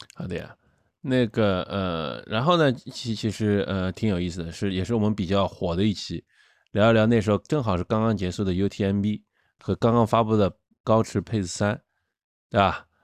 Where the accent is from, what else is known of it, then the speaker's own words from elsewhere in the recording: China; 我们中国人